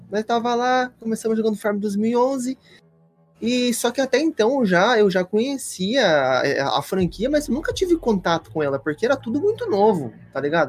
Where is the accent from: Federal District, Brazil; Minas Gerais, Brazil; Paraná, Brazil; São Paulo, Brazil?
Paraná, Brazil; Toledo; now in Rio Grande do Sul, Brazil; eu sou natural do Paraná, de Toledo